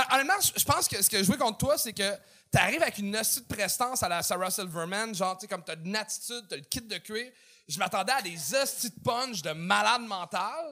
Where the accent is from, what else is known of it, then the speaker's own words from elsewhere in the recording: Montreal, Quebec, Canada; accent: Montreal; avec notre accent montréalais